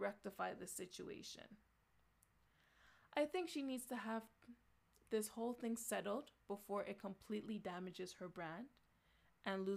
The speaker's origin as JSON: {"language": "English", "country": "Canada", "said": "I am from Canada"}